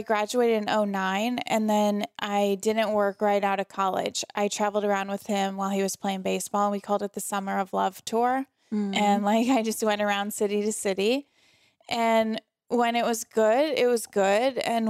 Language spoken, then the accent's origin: English; St. Louis, Missouri, United States; St. Louis, Missouri. So my hometown is St. Louis. All my family is still there.